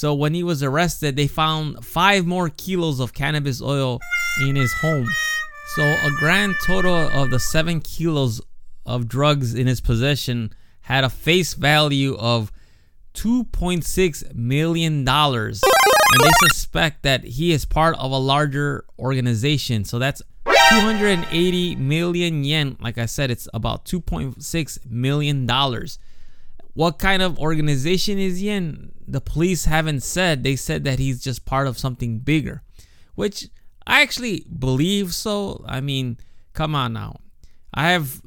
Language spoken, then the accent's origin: English; Chicago, Illinois, United States; now in Japan; growing up in Chicago